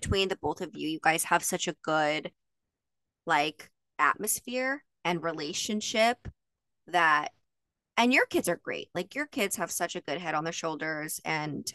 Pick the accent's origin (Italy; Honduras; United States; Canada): United States; Utah; I grew up in Utah, so there was a huge Mormon or LDS community